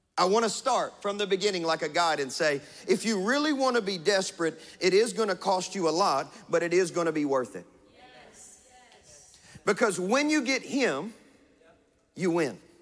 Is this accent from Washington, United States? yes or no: no; West Kentucky, United States; I'm from West Kentucky